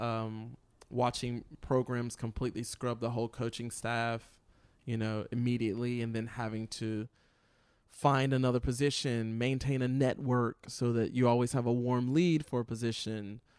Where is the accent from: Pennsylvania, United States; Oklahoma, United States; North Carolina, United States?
North Carolina, United States; Lincolnton; I grew up in Lincolnton, North Carolina